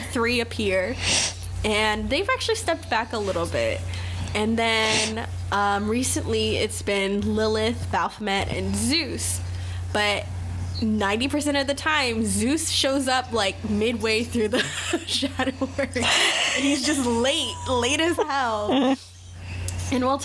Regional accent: Pawleys Island, South Carolina, United States; now in North Carolina, United States; I'm from like Pawleys Island, South Carolina. That's where I was raised, not born.

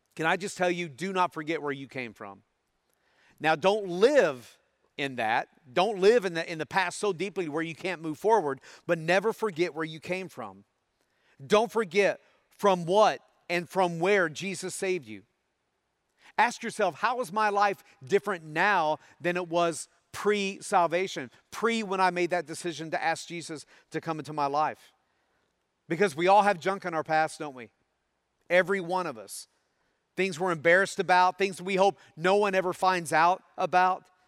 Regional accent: Tennessee, United States; growing up in Tennessee

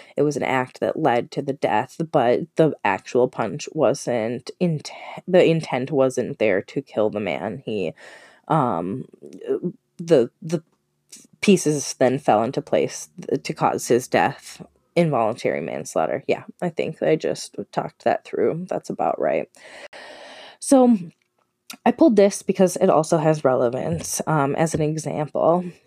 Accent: Minnesota, United States; I'm from Minnesota, it's relatively local

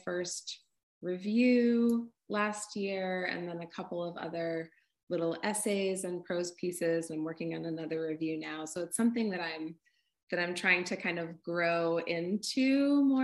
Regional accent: North Shore of Massachusetts, United States; also born or lived in Bay Area, California; now in Vermont, United States; I grew up on the North Shore of Massachusetts by the beach

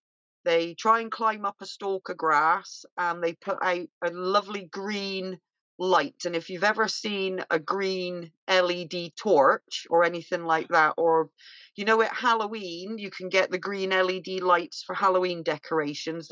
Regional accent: Bristol, South West England, United Kingdom; now in Scotland, United Kingdom; my accent because I'm from Bristol originally

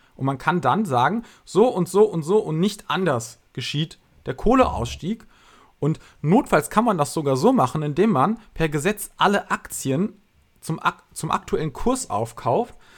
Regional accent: Germany; Ich bin hier geboren, ich bin hier aufgewachsen, ich bin zur Schule gegangen, habe hier studiert

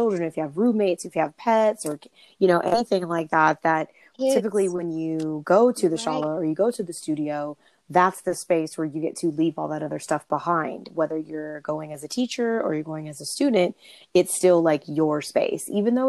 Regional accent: California, United States; also born or lived in North Carolina / Dallas / Washington, D.C.; I spent about a year and a half living in the Washington, D.C. area in the last 2 years. And I'm originally from Southern California as well.

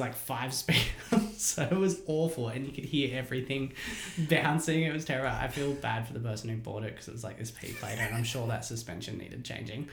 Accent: Hilltop, New South Wales, Australia; I grew up in Hilltop, um, and it was you know pretty safe, small place

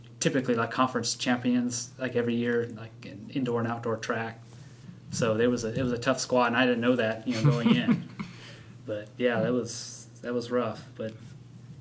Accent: Sacramento, California, United States; moved away; I grew up in Sacramento

